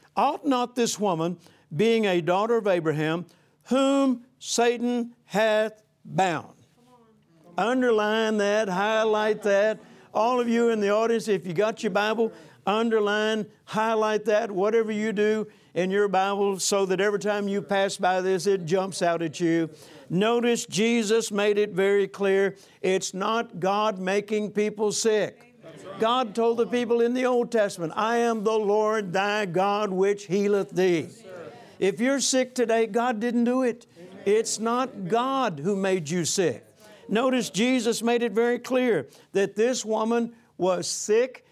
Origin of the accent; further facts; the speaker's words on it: Vicksburg, Mississippi, United States; I grew up, I was born in Vicksburg, Mississippi, 1946